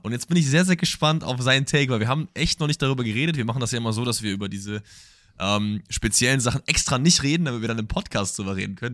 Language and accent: German; Germany; das Land ist, aus dem ich komme